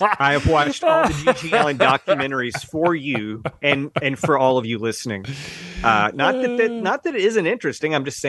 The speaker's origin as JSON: {"language": "English", "region": "the American South", "country": "United States", "said": "We're both from the South, Mark."}